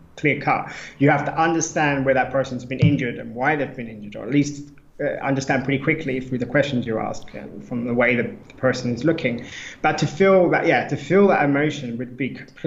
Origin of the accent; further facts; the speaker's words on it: United Kingdom; now in Lisbon, Portugal; being British